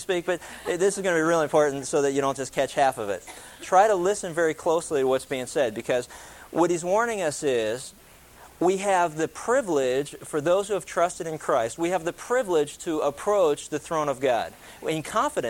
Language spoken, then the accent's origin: English; East Coast, United States; I grew up on the East Coast